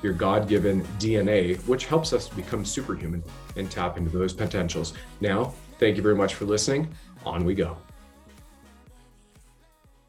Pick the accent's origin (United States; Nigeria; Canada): Canada; also born or lived in Ontario; I was serving my country as a Canadian infantry soldier